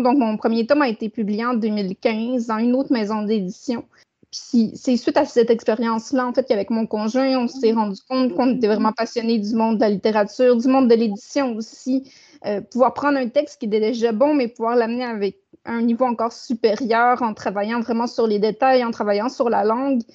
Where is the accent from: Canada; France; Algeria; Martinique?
Canada; Saguenay, Quebec; je suis née au Saguenay puis je demeure toujours au Saguenay